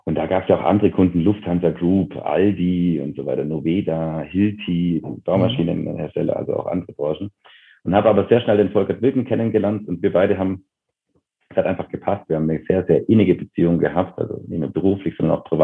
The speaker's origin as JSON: {"language": "German", "region": "Bavaria", "country": "Germany", "tie": "born or raised there", "said": "Total so, ja. Genau. Also auf einem Dorf, auch heute noch irgendwie 700, 800 Einwohner."}